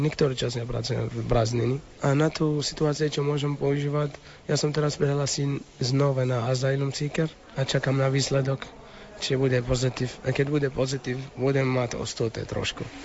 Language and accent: Slovak; Iraq; Slovak is a second language; now in Slovakia; som iráčan